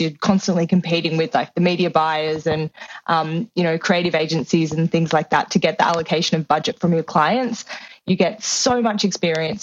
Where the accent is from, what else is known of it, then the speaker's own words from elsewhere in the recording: Sydney, New South Wales, Australia; moved away; I grew up in Sydney, Australia. I grew up in the inner west.